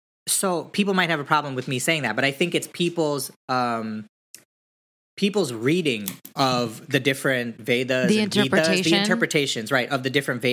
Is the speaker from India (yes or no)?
yes; India; We're Hindus. We're Indian. Like, some of us practice a little bit more than other ones practice.